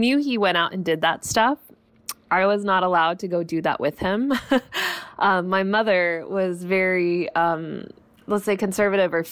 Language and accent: English; Los Angeles, California, United States; growing up in Los Angeles, yes, I saw mountains around me, which is wonderful.